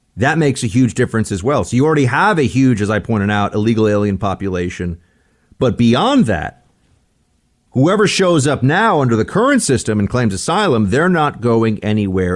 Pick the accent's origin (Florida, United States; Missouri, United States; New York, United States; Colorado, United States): New York, United States; born or raised there; moved away